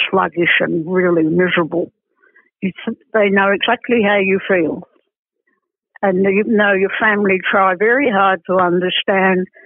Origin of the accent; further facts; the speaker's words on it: England, United Kingdom; moved away; I was born in England. I've been back to England about six times